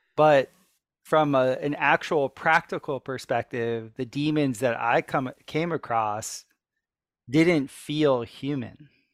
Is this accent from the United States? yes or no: yes; South Florida, United States; growing up in South Florida